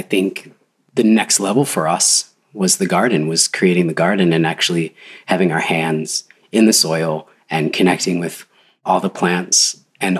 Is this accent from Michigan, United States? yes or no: yes; Michigan, United States; I grew up in Michigan